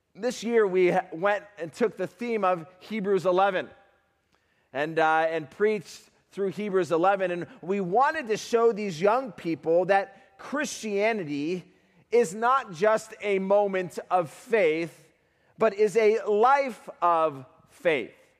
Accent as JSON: {"language": "English", "country": "Uganda", "said": "I'm from Uganda, Africa"}